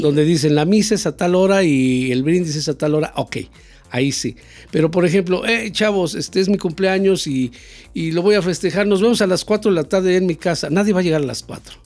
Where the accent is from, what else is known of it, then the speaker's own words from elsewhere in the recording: Mexico; somos un país